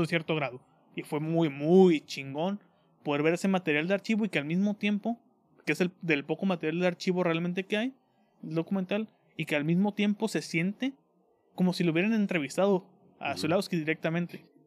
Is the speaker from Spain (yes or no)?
no; Mexico; soy de México.